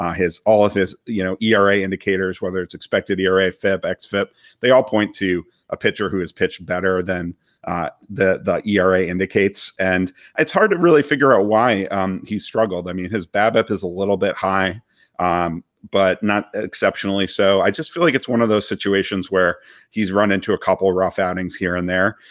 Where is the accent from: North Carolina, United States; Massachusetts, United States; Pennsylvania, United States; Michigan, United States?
Massachusetts, United States; Boston; now in Washington, DC, United States; growing up in Boston